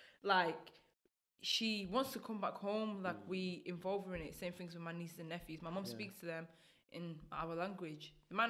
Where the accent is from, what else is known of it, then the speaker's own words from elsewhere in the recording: United Kingdom; also born or lived in Burundi / Rwanda; I've been here since I was 2, so a massive part of me is still the UK.